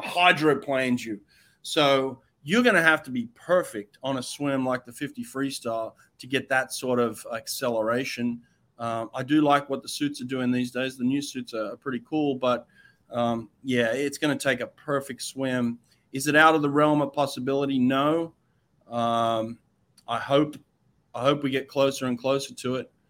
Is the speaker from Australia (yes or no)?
yes; Australia; I'm Australian